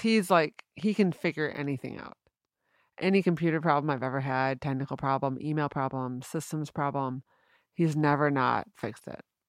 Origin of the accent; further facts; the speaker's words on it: East Grand Rapids, Michigan, United States; moved away as an adult; also born or lived in Boston; I'm from East Grand Rapids